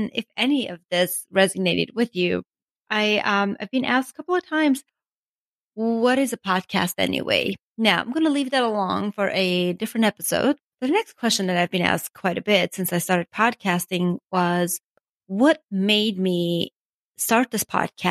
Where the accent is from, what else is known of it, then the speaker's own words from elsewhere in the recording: Armenia; English is a second language; moved away as an adult; also born or lived in Ocean City, Maryland; now in United States; I was born and raised in Armenia